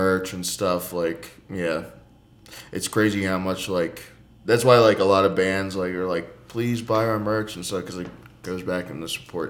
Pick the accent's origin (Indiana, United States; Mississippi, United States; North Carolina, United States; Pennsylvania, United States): Pennsylvania, United States; Philadelphia; I'm from Philly.